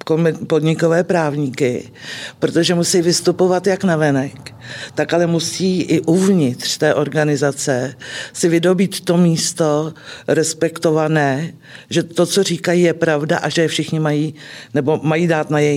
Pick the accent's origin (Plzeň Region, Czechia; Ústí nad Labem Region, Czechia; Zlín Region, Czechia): Plzeň Region, Czechia; Klatovy; A po fakultě jsem se vrátila do mého rodného města do Klatov.